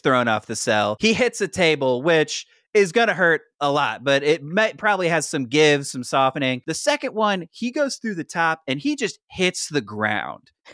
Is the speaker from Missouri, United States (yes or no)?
yes; St. Louis, Missouri, United States; Saint Louis, Missouri, my hometown